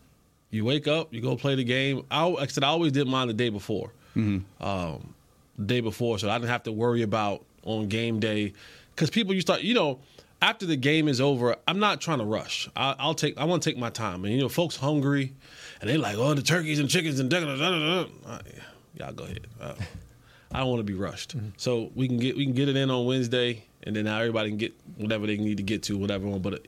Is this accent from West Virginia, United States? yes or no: no; New Jersey, United States; also born or lived in Northeast; For me growing up from the Northeast, for those of you who don't know, I'm from Jersey.